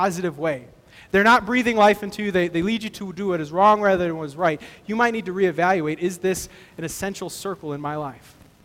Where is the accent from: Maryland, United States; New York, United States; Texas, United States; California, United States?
Texas, United States; I grew up in Texas